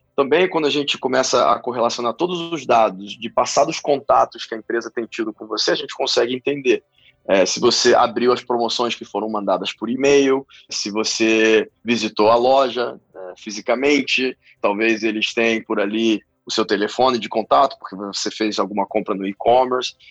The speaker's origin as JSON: {"language": "Portuguese", "region": "Rio de Janeiro", "country": "Brazil", "tie": "born or raised there", "also_born_or_lived": "Peru", "moved": "yes", "said": "Eu sou peruano originalmente, eu acabei de me mudar de volta para o Brasil, eu cresci no Rio"}